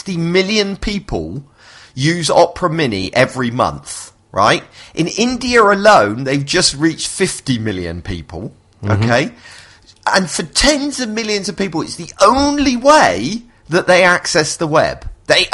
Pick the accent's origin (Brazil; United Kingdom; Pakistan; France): United Kingdom; I'm British